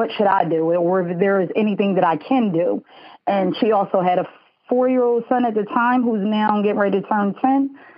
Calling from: Smyrna, Delaware, United States; I am calling from Smyrna, Delaware.

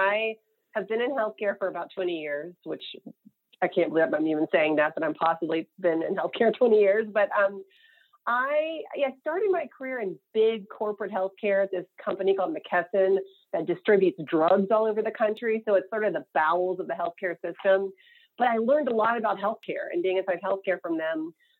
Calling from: California, United States; I am in Marin County outside of San Francisco

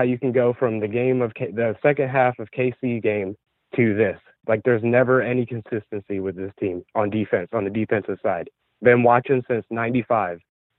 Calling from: Virginia, United States; out of Virginia.

